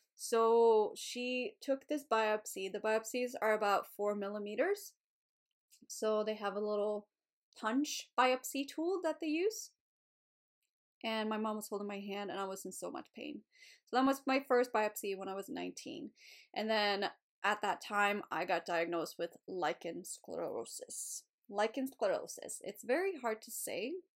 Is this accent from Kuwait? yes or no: no; Sweden; moved away as an adult; So, I was living in Sweden. I was born in Sweden, so I was in Sweden at this time.